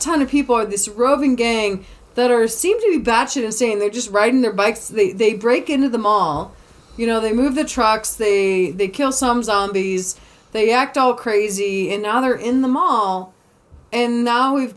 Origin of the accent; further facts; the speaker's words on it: Savannah, Georgia, United States; I am from Savannah, Georgia